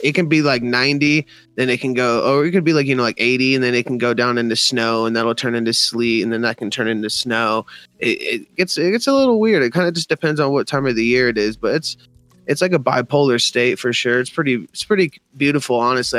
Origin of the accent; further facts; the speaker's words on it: Denver, Colorado, United States; I still live in Denver, born and raised.